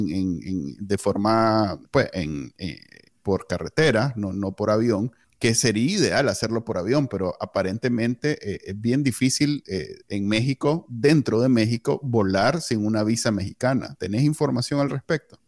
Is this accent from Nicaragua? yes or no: yes; Nicaragua; moved away as an adult; now in Texas, United States; como los NICA